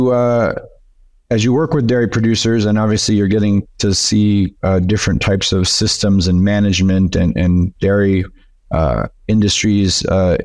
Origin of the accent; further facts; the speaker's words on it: Northern New York, United States; now in Torreon, Mexico; originally I'm from Northern New York